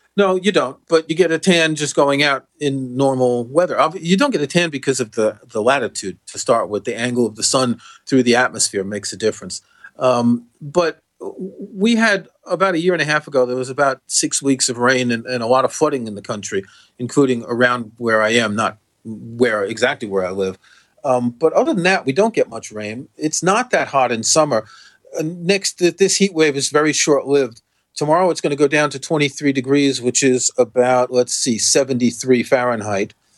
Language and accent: English; New York City, New York, United States; I grew up in Jamaica Estates